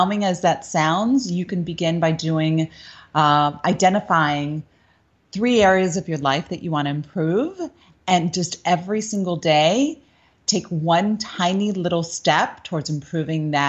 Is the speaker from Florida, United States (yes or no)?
yes; Coral Gables, Florida, United States; I grew up in Coral Gables, Florida